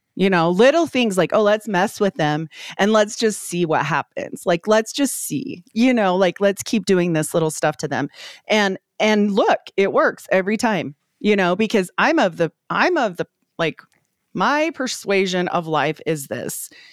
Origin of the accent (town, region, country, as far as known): Utah, United States; born or raised there; also born or lived in Idaho